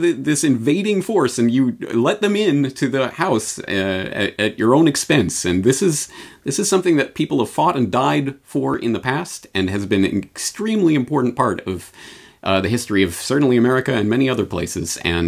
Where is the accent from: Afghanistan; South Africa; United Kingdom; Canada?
Canada; now in Japan; Well, I come at this as a Canadian in Japan who has never lived or grown up in an environment that at least gave lip service to the idea of freedom from government and privacy and all of that.